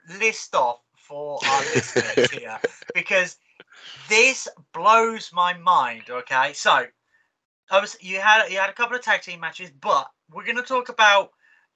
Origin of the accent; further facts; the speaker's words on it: Oxford, South East England, United Kingdom; I'm from Oxford.